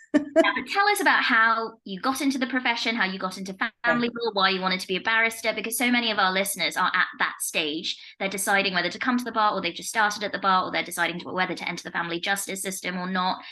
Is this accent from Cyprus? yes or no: no; Leicester, East Midlands, United Kingdom; I'm from Leicester